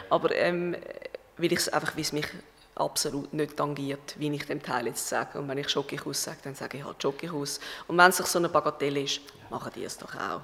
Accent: Schaffhausen, Switzerland; moved away; das ist Schaffhausen, das ist mein Heimatort

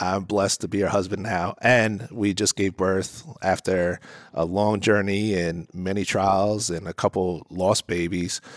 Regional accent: New Jersey, United States; I'm from New Jersey

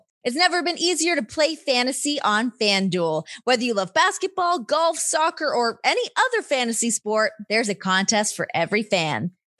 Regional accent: Toronto, Ontario, Canada; growing up in Toronto

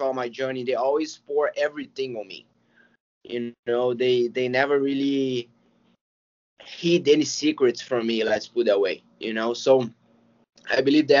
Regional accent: Belo Horizonte, Minas Gerais, Brazil; Gracie Barra BH. That is my hometown gym

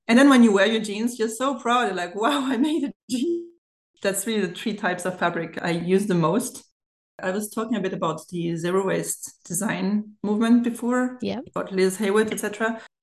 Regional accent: Germany; accent: German; English is a second language; now in France; I've grown actually in Germany and I'm bilingual. So I do speak French and German from a French German family.

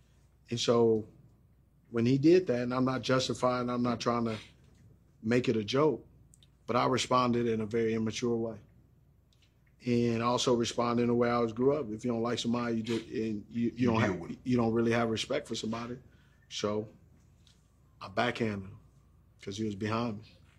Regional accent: Los Angeles, California, United States; Exactly. Remember, I grew up in the …, you know, ….

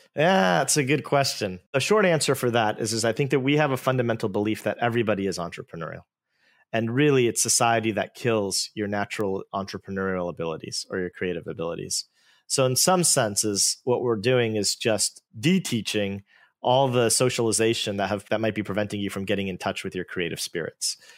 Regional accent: Bay Area, California, United States; I'm an Indian-American. I grew up in the Bay Area

